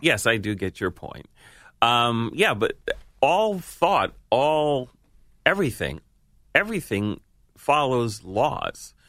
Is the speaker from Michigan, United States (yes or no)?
no; New York, United States; being a New Yorker